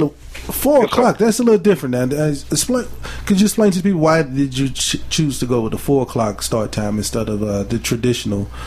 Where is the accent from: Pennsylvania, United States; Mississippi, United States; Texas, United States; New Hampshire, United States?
Mississippi, United States; I'm from Mississippi, so excuse me when I start saying certain uh